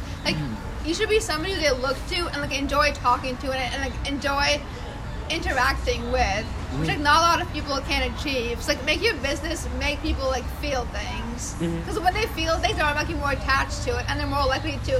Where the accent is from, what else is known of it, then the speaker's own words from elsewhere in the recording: Mumbai, Maharashtra, India; moved away; I am from India.